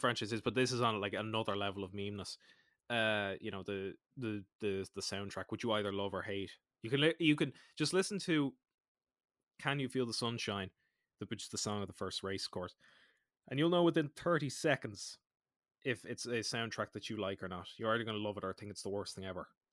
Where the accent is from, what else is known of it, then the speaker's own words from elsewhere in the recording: Ireland; I'm Irish.